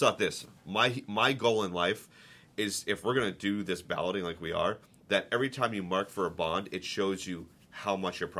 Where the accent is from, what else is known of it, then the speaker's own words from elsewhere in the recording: Boston, Massachusetts, United States; I'm a diehard Red Sox fan. I'm from Boston. I know you asked me where the accent is. I lost it a long time ago when I moved around the country.